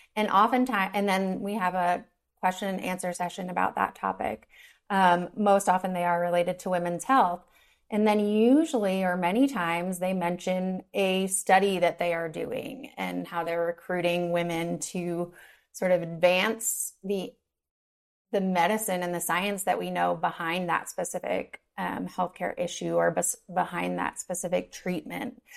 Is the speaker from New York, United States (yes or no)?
yes; New York, United States; now in Denver, United States; I'm originally from New York and now I live in Denver, Colorado.